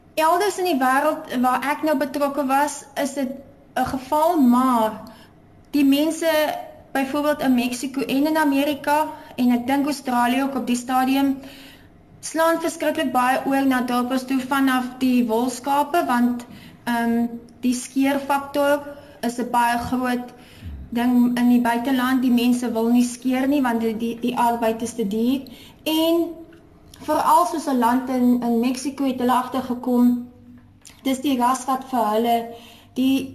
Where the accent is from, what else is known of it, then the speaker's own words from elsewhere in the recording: Porterville, Western Cape, South Africa; moved away as an adult; now in Free State, South Africa; ek is gebore in Portewal in die Swartland en ek het um, op 'n plaas groot geword.